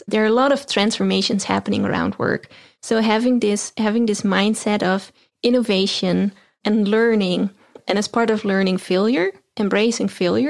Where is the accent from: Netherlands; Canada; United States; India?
Netherlands; I'm based in Europe. I'm originally from the Netherlands